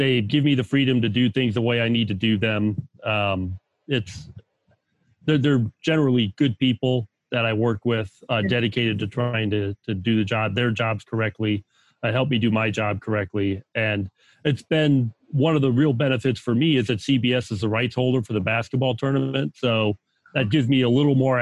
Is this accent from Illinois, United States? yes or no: yes; Chicago, Illinois, United States; also born or lived in Hawaii; now in Northwest Indiana, United States; I've been around Chicago all my life.